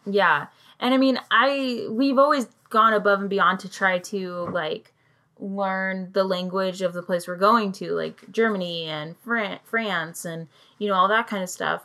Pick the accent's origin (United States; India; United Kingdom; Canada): United Kingdom; I'm British and I also have family there